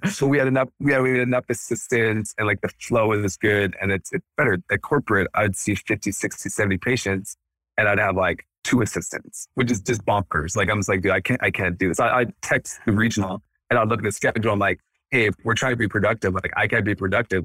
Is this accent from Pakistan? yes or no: no; Canada; moved away as an adult; also born or lived in Edmonton, Alberta / Los Angeles; now in United States; I grew up in Canada, so I'm Canadian born and raised.